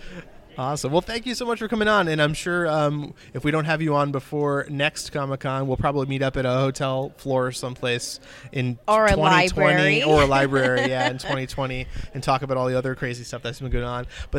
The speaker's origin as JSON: {"language": "English", "region": "South Florida", "country": "United States", "tie": "born or raised there", "said": "I grew up in South Florida"}